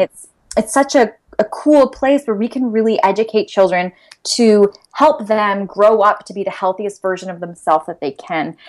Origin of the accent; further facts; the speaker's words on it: London, Ontario, Canada; I was born and raised here in London